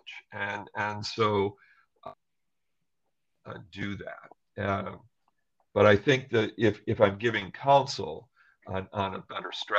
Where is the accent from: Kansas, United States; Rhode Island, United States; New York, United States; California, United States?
New York, United States; Western; I grew up in Western New York